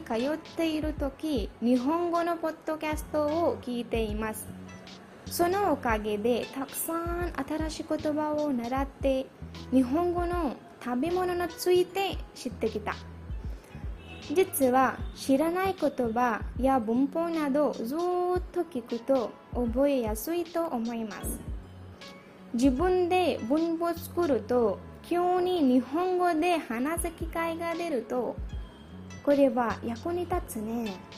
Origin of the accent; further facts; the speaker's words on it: India; Japanese is a second language; 私はインド人です。